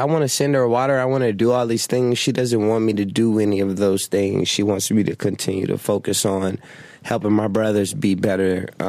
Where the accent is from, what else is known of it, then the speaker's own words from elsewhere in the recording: Las Vegas, Nevada, United States; also born or lived in Flint, Michigan; I grew up in Vegas. You know what I mean? That's what I know. That's where I was raised. That's where I'm from.